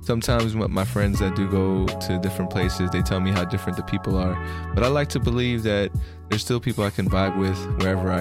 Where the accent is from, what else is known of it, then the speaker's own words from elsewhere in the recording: California, United States; I'm from California